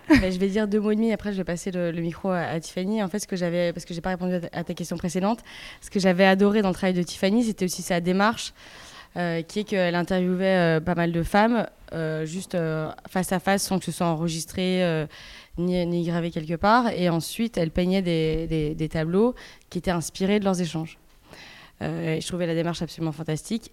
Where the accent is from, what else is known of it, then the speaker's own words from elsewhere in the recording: Belgium; moved away as an adult; also born or lived in Paris; j'ai grandi en Belgique, je suis belge